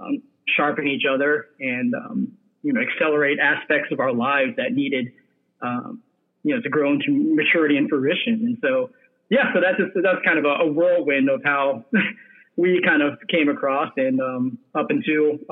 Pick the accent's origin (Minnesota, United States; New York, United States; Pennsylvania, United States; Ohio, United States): Ohio, United States; also born or lived in England / Cambodia (ancestry); I was really brought up, grew up in Ohio, where my dad was able to find some work there as a chemical engineer.